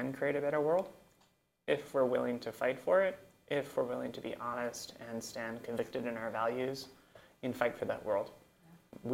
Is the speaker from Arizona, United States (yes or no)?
yes; Phoenix, Arizona, United States; also born or lived in Mesa, Arizona; I'm from Central Phoenix. I was born in Mesa in 1984